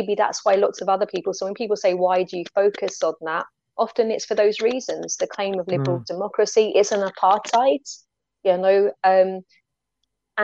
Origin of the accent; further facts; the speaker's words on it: United Kingdom; as a European, and especially as a British European